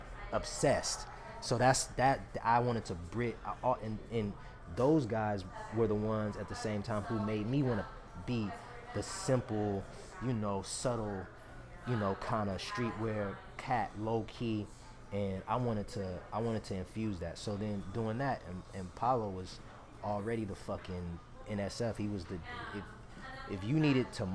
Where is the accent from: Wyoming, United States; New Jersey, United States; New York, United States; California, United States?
California, United States; Oakland; I'm from Oakland